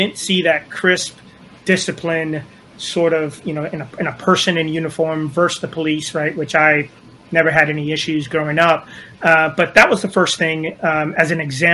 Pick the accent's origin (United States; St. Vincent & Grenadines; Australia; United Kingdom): United States; Miami, Florida; moved away as an adult; also born or lived in Hialeah; growing up in Miami